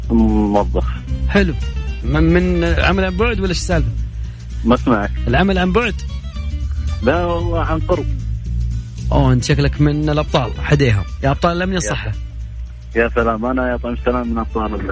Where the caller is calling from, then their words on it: Jeddah, Makkah Province, Saudi Arabia; من جده